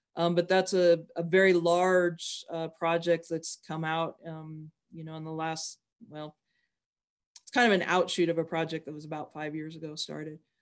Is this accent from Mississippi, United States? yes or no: no; Wyoming, United States; I'm from Wyoming